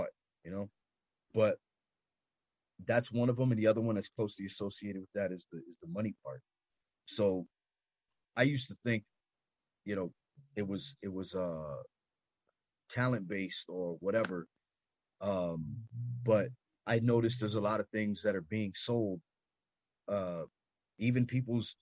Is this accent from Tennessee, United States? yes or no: no; Los Angeles, California, United States; I'm from Los Angeles